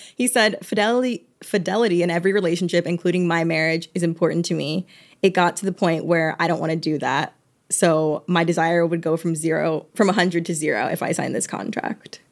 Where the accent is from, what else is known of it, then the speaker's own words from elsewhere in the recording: Georgia, United States; I'm from Georgia